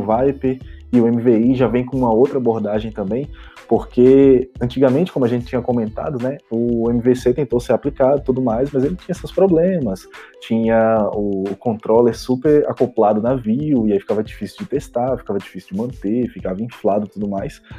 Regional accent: Recife, Pernambuco, Brazil; now in Belo Horizonte, Brazil; eu sou recifense, BH

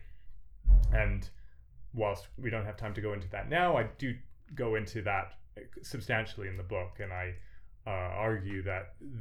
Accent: Canada; I am Canadian myself

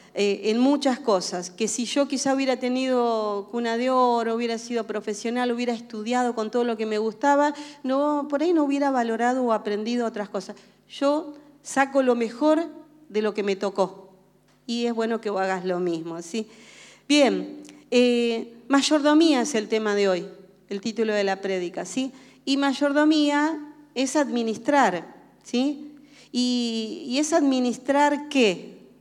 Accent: Argentina; nacimos en Argentina y ustedes saben que los argentinos tenemos una cultura muy arraigada, somos reargentinazos

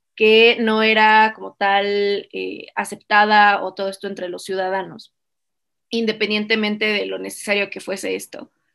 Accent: Mexico; como mexicanos

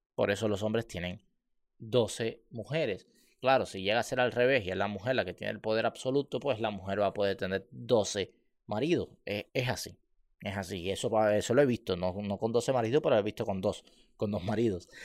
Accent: Cuba; moved away; los barrios, como en el que yo, yo, yo, vivía

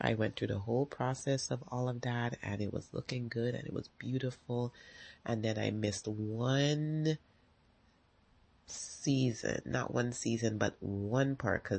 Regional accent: U.S. Virgin Islands; now in United States; And so it's great because I'm from the Virgin Islands, and what I always loved is driving and just seeing the water.

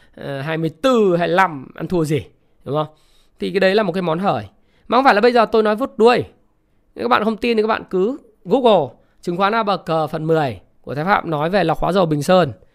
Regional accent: Vietnam; mình là người Việt Nam

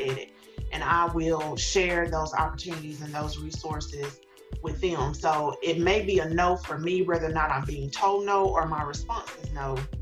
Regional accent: small town about an hour from Greenville, South Carolina, United States; I, grew up in a in a small town, had worked in a small town, um, local to you know Greenville, not that far, maybe about an hour away, but still, it's my hometown

